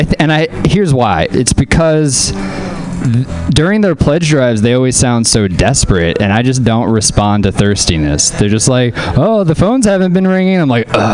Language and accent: English; New Orleans, Louisiana, United States; moved away; whenever I was growing up in Louisiana